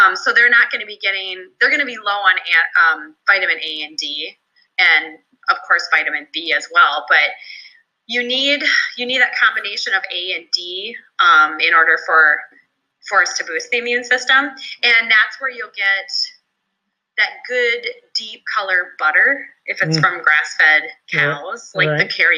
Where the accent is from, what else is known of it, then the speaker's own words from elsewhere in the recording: Minnesota, United States; in my home state of Minnesota